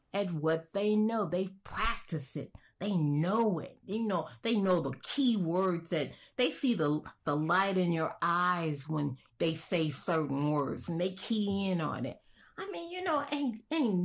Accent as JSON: {"language": "English", "town": "Chicago", "region": "Illinois", "country": "United States", "said": "I'm from Chicago, and I'm a college-educated Black woman"}